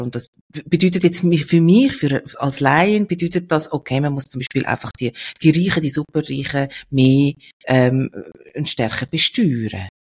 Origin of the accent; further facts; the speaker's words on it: Switzerland; bei uns in der Schweiz